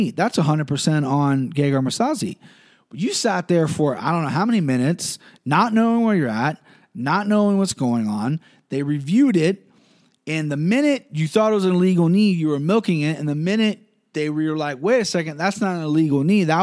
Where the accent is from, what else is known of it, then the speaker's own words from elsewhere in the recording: Cincinnati, Ohio, United States; growing up in Cincinnati and being an MMA fan